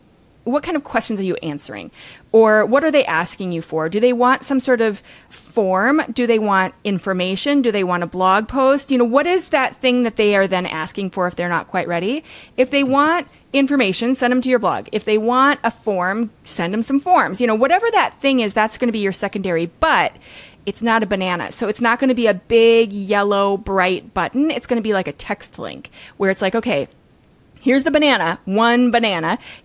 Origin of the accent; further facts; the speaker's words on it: Minnesota, United States; But I grew up in Minnesota, so I have the long O kind of Canadian slightly sound thing too.